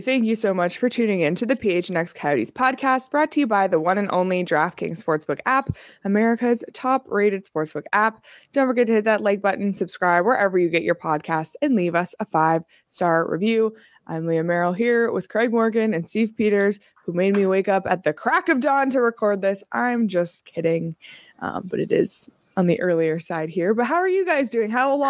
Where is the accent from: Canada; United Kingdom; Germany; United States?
Canada; Toronto, Ontario; I'm from Toronto. I've just lived here too long.